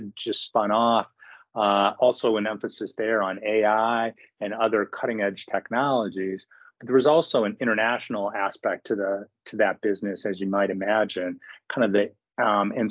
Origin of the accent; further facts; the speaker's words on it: Midwest, United States; also born or lived in Cleveland / Michigan / Chicago; Grew up in the Midwest